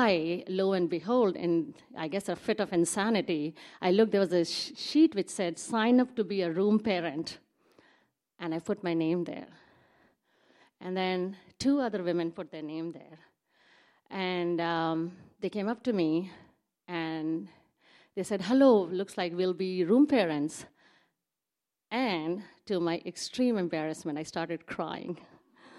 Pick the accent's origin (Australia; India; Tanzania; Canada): India; moved away as an adult; now in Seattle, United States; I grew up in India